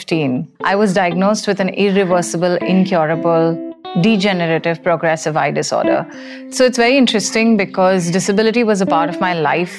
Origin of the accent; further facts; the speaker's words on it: Mumbai, Maharashtra, India; I am from India. I have been based out of Mumbai for most of my life.